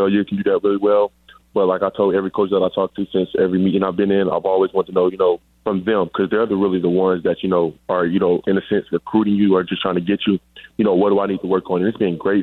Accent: Riverdale, Georgia, United States; also born or lived in Hampton, Georgia; I am from Riverdale, Georgia, born and raised

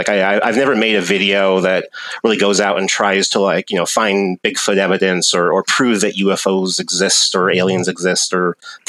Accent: Washington, United States; I was born and raised in Washington State, where I still live today. And, you know, growing up in the 80s

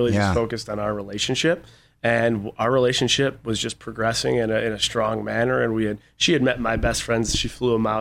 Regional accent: Buffalo, New York, United States; I grew up in Buffalo, New York

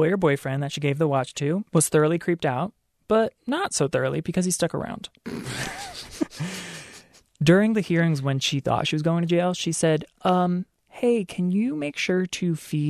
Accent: Maryland, United States; moved away; also born or lived in England; the Eastern Shore of Maryland, my home state.

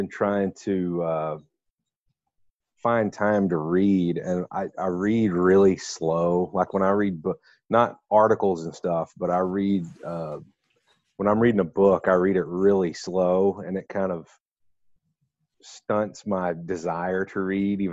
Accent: Carthage, Texas, United States; moved away as an adult; also born or lived in Denton, Texas; I moved from Carthage to Denton for college, you know, people were always talking to me about my accent

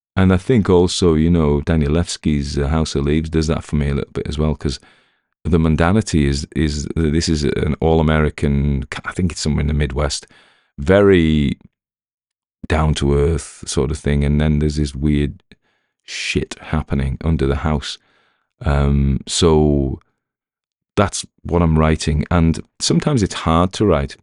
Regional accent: the north of England, United Kingdom; accent: Northern; I've had complaints about my North accent, which is extraordinary 'cause it's my real one.

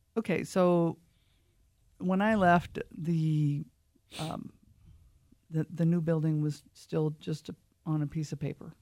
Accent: Lake Whatcom, Washington, United States; I was raised on Lake Watcom

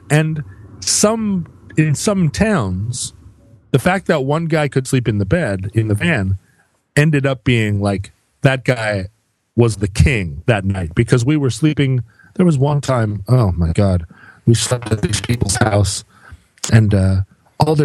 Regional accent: Welsh, Wales, United Kingdom; I am Welsh

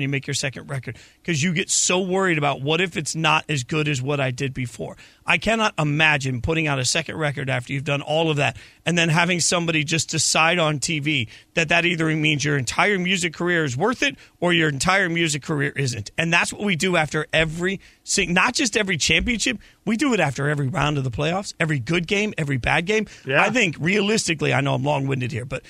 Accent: Las Vegas, Nevada, United States; I grew up in Vegas

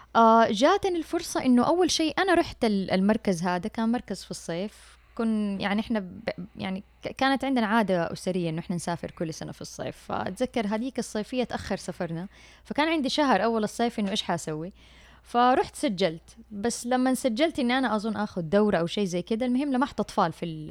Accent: Mecca, Makkah Province, Saudi Arabia; أنا من مواليد مكة

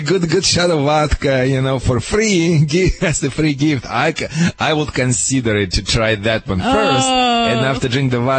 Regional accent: Michigan, United States; English is a second language; moved away as an adult; now in California, United States; when I moved to California from Michigan

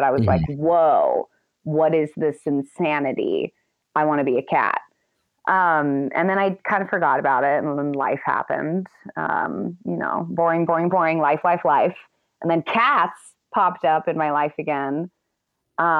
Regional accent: Los Angeles, California, United States; I grew up

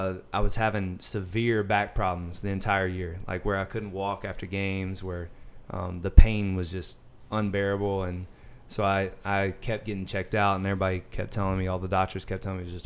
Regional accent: Birmingham, Alabama, United States; Birmingham, Alabama. So

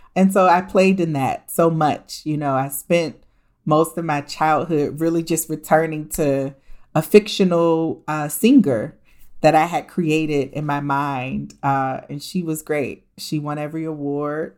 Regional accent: Columbus, Ohio, United States; moved away; also born or lived in New York / Washington, D.C.; I was born and raised in Columbus, Ohio. So everywhere I go, I tell everybody I'm just an Ohio girl

